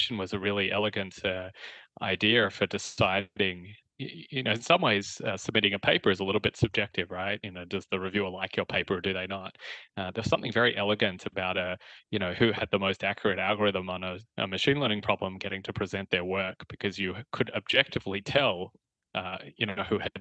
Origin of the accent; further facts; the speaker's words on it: Australia; moved away; You can tell I'm Australian originally. I graduated from Melbourne University